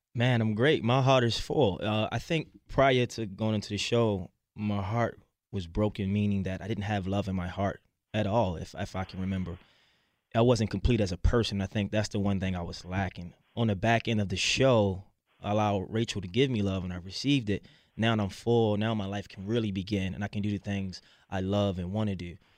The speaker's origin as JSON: {"language": "English", "town": "Baltimore", "region": "Maryland", "country": "United States", "tie": "born or raised there", "said": "growing up in Baltimore City"}